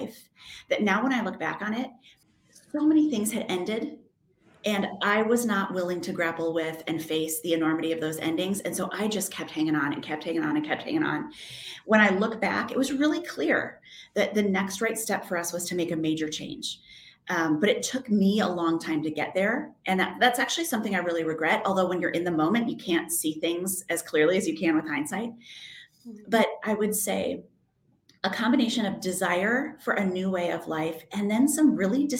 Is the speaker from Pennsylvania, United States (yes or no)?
no; outside Chicago, Illinois, United States; moved away as an adult; also born or lived in Michigan; now in New York City, United States; I grew up in the Midwest. I'm from outside Chicago and spent a lot of time in Michigan.